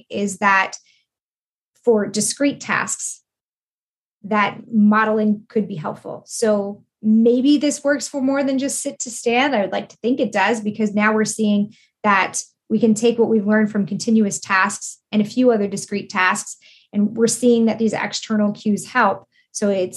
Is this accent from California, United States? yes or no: no; New York, United States; I'm from New York